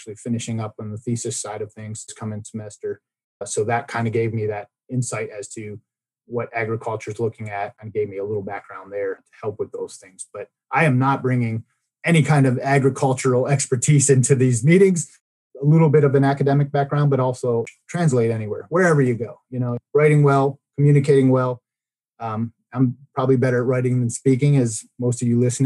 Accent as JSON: {"language": "English", "town": "Baltimore", "region": "Maryland", "country": "United States", "tie": "born or raised there", "moved": "yes", "lives_now": "Oklahoma, United States", "said": "we're going to go back to my hometown of Baltimore"}